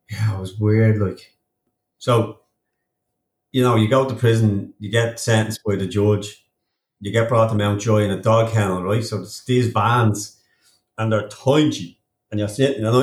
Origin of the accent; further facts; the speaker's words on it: Ireland; And now I'm an Irish professional triathlete